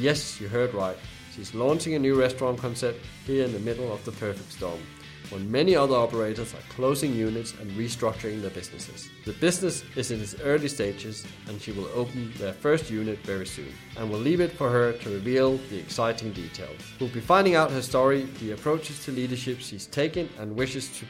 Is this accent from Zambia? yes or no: no; Denmark; moved away; I'm originally from Denmark